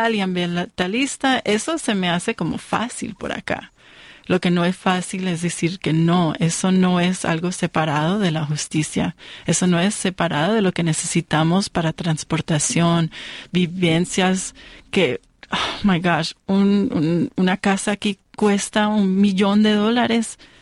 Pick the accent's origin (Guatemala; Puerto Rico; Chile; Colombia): Colombia; now in United States; es igual en mi país también, en Colombia